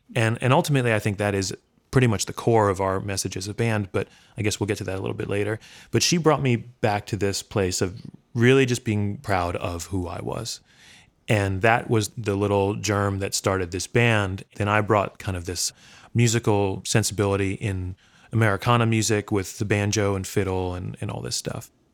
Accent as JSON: {"language": "English", "region": "New York", "country": "United States", "tie": "born or raised there", "said": "I grew up in Brooklyn"}